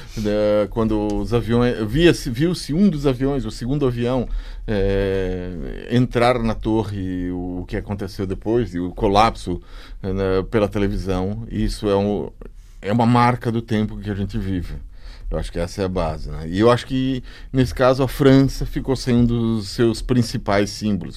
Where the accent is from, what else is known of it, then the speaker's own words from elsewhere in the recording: Brazil; eu sou, sou do Brasil